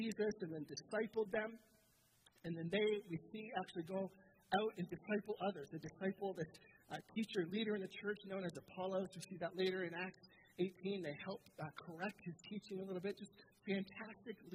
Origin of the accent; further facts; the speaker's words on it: Southern Ontario, Canada; I'm from Southern Ontario